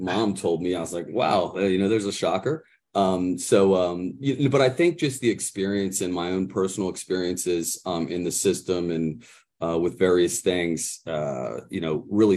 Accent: Mechanicsburg, Pennsylvania, United States; I'm actually from the Mechanicsburg area

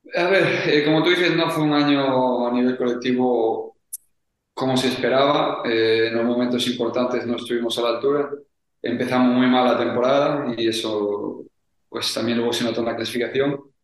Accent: Spain; moved away as an adult; now in Italy; Somos jugadores eh, españoles

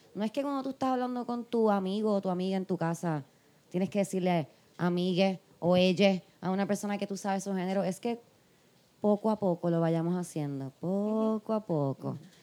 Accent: Puerto Rico; nosotras somos puertorriqueñas

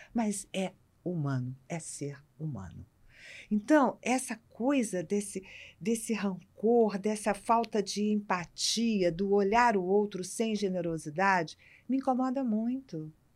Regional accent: Rio de Janeiro, Brazil; eu, como carioca

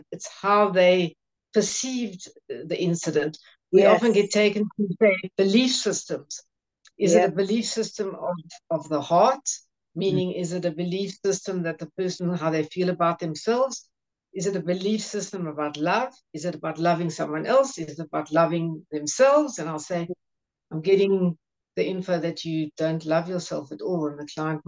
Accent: Johannesburg, Gauteng, South Africa; I'm from Johannesburg in South Africa

